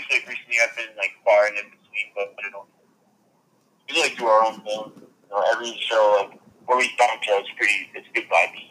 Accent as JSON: {"language": "English", "town": "North Lauderdale", "region": "Florida", "country": "United States", "said": "I'm from North Lauderdale."}